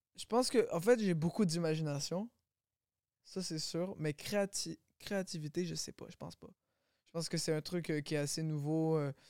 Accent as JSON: {"language": "French", "town": "Longueuil", "region": "Quebec", "country": "Canada", "tie": "born or raised there", "said": "J'ai grandi à Longueuil"}